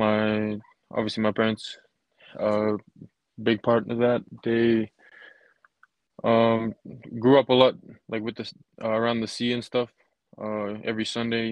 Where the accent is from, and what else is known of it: Fiji; born or raised there; moved away as an adult; now in Utah, United States